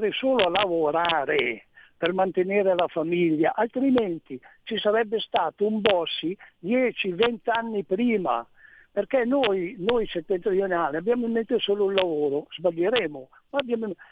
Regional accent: Gallarate, Lombardy, Italy; Io sono nato a Gallarate, tu sai che Cassano Magnago è attaccato a Gallarate.

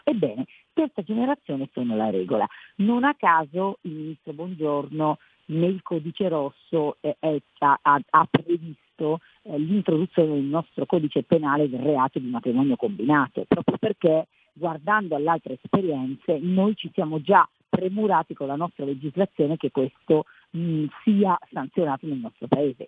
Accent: Cuneo, Piedmont, Italy; io vengo da Cuneo

